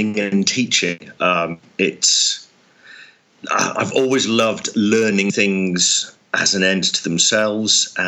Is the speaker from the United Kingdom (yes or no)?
yes; just outside Oxford, South East England, United Kingdom; I grew up just outside Oxford in the UK.